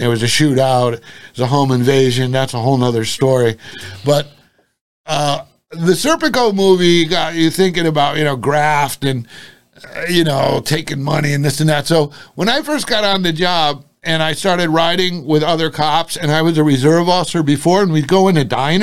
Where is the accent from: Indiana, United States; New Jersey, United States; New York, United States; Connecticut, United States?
Connecticut, United States; New Haven; When I was young, I grew up in New Haven for like 6 years. Then we moved to a contiguous town